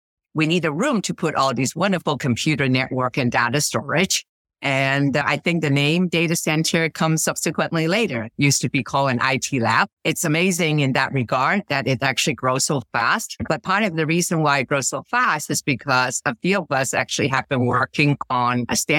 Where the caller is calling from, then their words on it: Stanford, California, United States; I'm calling in from Stanford, California.